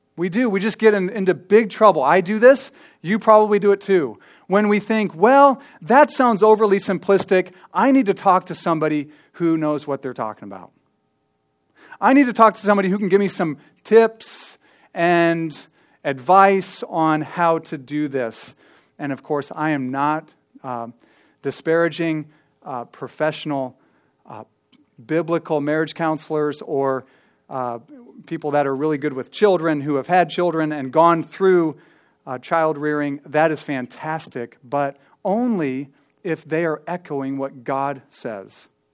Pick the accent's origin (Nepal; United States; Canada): United States; Ankeny, Iowa; I grew up here in Ankeny. I mean, I lived here since I was eight or, or seven, I think